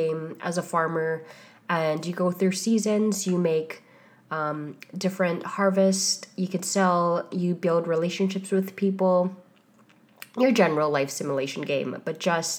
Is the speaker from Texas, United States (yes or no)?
no; Hawaii, United States; now in Bay Area, United States; I'm originally from Hawaii.